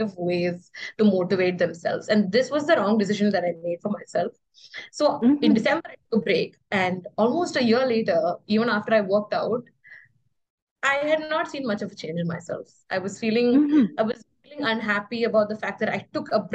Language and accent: English; Kerala, India; moved away; I came to Kerala, which is my hometown, for like a small visit